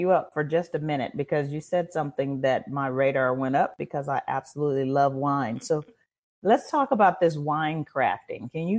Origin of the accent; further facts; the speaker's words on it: Chicago, Illinois, United States; now in Texas, United States; I've been in Texas 30 some odd years, but I'm originally from Chicago.